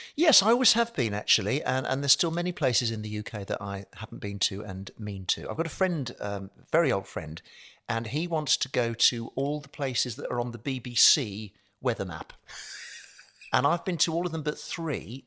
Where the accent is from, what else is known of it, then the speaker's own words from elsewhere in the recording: Birmingham, West Midlands, United Kingdom; moved away; I'm a Brummie